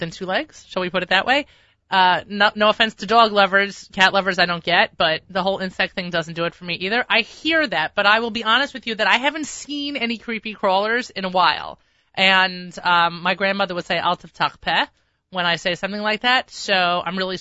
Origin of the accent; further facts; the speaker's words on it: New York, United States; I'm a New Yorker